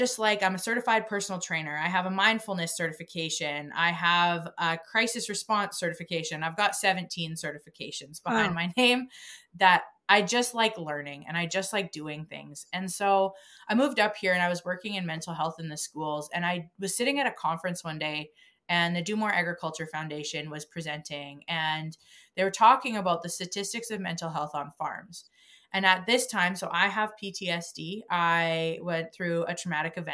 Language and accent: English; Crossfield, Alberta, Canada; moved away; I was raised in a very small town, the same town that you live in, actually